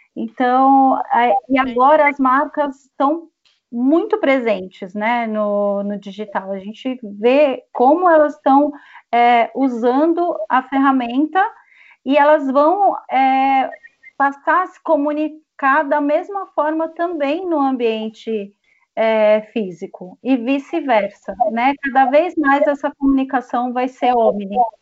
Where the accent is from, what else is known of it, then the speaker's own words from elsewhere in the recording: interior of São Paulo, Brazil; accent: paulista; eu sou do interior de São Paulo